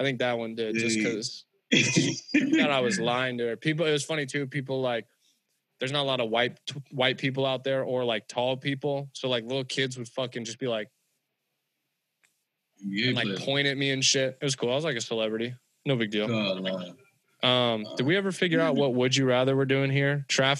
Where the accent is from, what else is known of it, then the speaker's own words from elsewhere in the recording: California, United States; Because I'm white and I'm from California